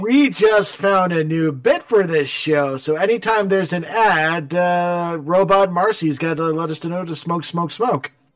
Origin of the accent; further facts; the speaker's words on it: Canada; I am proudly Canadian.